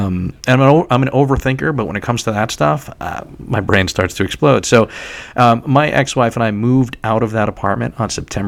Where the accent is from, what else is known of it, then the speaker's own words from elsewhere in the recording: New York City, New York, United States; moved away as an adult; also born or lived in Syracuse, New York; now in Red Bank, United States; I was born in Staten Island and lived in New York City for many years and still consider myself to be a New Yorker who happens not to live in New York City at this current moment.